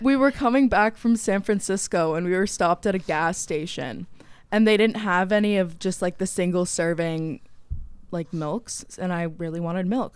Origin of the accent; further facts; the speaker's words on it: Canada; moved away as an adult; now in United States; I am from Canada